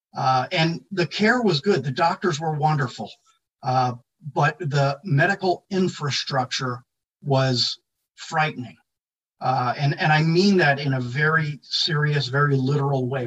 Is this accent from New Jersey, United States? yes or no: no; Philadelphia, Pennsylvania, United States; outside of Philadelphia, which was my hometown